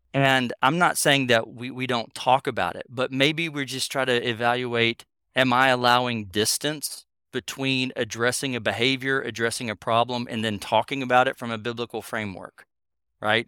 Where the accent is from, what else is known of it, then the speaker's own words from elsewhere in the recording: North Carolina, United States; I grew up in North Carolina